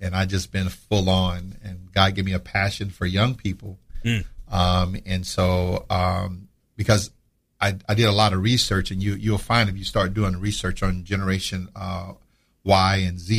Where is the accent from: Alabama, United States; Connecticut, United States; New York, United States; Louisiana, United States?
Louisiana, United States; Slidell; now in Jacksonville, United States; I'm originally from Slidell, Louisiana, a little town right outside of New Orleans. Born and raised there. Graduated from Slidell High in 87, joined the Navy. That's how I ended up here in Jacksonville.